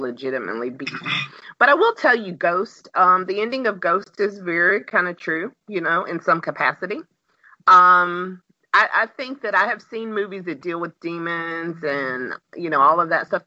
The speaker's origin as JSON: {"language": "English", "town": "Pensacola", "region": "Florida", "country": "United States", "tie": "born or raised there", "accent": "Southern", "said": "I was born and raised in Pensacola, Florida"}